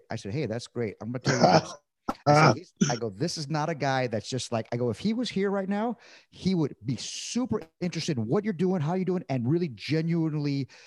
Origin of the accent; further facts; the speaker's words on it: California, United States; I'm coming from Southern California with Mexican food mecca